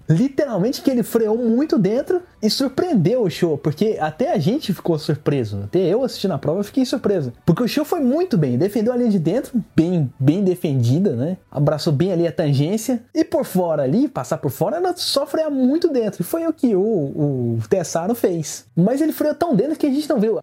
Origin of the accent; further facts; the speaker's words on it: Goiás, Brazil; a frase símbolo de onde eu venho